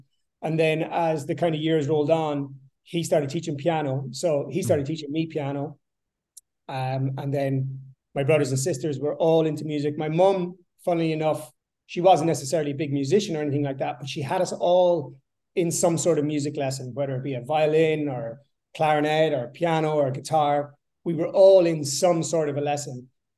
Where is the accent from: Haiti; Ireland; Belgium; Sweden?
Ireland; Sligo, County Sligo; So yeah, I grew up in the west coast of Ireland, a place called Sligo, a small little kind of sleepy town, small population. I grew up in a 3-bedroom semi-detached house, 3 brothers, 3 sisters, a mom and dad.